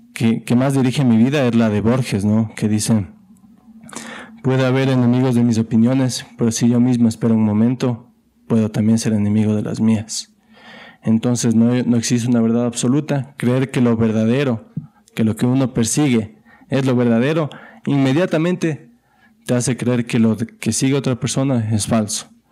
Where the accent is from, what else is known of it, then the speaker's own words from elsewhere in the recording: Ecuador; como ecuatoriano